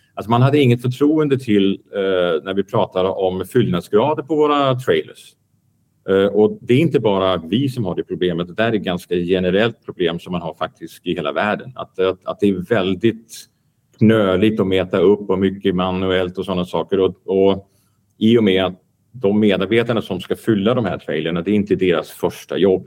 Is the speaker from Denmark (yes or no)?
yes; Denmark; moved away; also born or lived in Belgium; jag kommer från Danmark